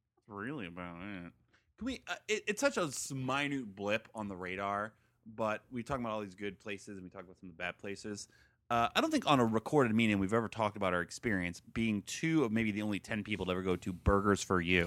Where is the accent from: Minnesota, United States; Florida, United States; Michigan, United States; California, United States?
Florida, United States; Stuart; moved away as an adult; also born or lived in Gainesville, Florida; we grew up in Stuart.